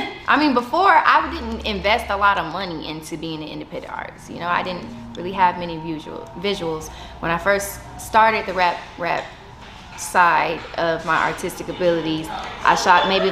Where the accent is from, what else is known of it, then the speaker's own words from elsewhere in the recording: San Antonio, Texas, United States; growing up in San Antonio, it's more like being involved in the step shows, the talent shows